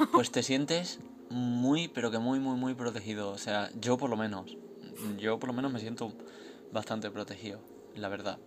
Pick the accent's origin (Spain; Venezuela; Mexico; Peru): Spain; yo soy de España